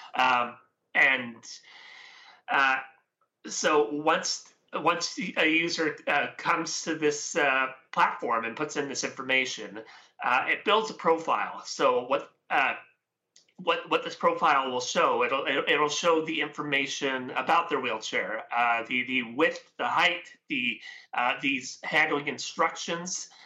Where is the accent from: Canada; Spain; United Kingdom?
Canada; I am Canadian, so I'm, uh, from the West Coast here.